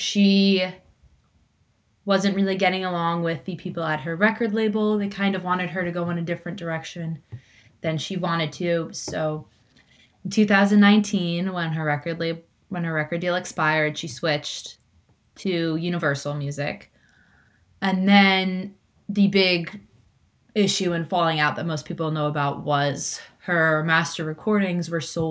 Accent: Hudson Valley, an hour and a half from New York City, United States; you get into Grand Central and in an hour and a half, you can be in my hometown

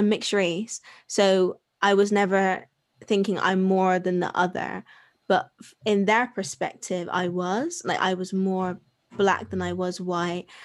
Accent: Bristol, South West England, United Kingdom; I'm from Bristol.

